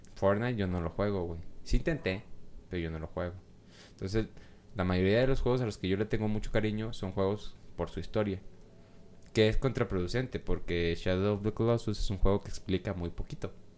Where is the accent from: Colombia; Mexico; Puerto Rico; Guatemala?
Mexico; siendo mexicano